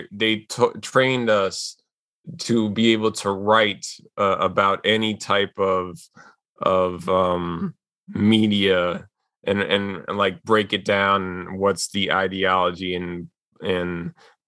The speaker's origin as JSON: {"language": "English", "town": "New York City", "region": "New York", "country": "United States", "tie": "born or raised there", "said": "I was born and raised in Queens, and I'm still here in Queens, New York."}